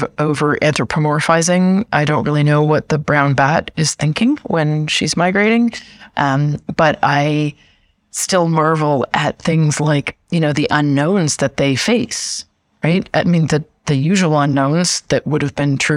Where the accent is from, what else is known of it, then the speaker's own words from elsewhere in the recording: Canada; moved away; also born or lived in United States / Brazil / Germany; I am Canadian, but I've lived extensively in the United States